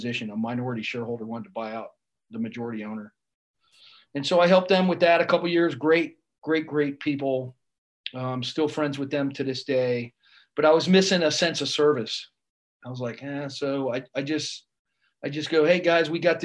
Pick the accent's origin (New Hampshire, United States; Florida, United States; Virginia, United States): Florida, United States; South; I grew up in South Florida